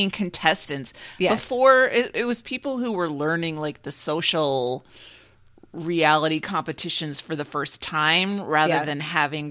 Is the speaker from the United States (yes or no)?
yes; Midwest, United States; growing up in the Midwest where we have the lakes